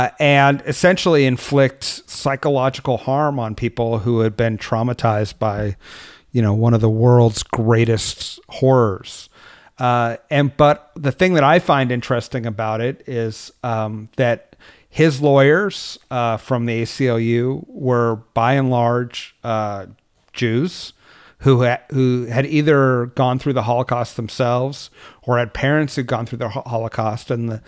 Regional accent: California, United States; now in Washington, D.C., United States; And because I was from California, it was often too hot or too cold or just not fun to run.

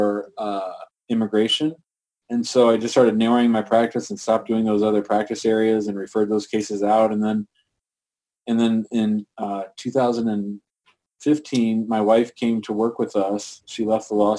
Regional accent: St. Louis, Missouri, United States; I grew up in St. Louis

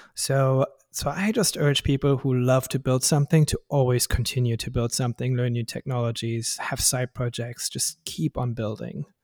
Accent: Germany; English is a second language; moved away as an adult; now in Bay Area, United States; I'm from Germany originally

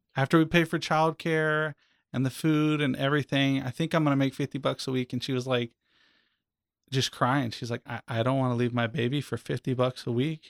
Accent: Eustis, Florida, United States; I was born here in Central Florida at a little hospital in Eustis that's not even there anymore

